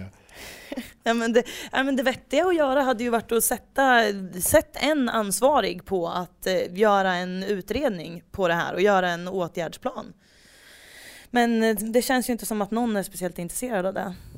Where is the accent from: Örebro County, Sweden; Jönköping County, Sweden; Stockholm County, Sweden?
Örebro County, Sweden; Degerfors; vi växte upp i Degerfors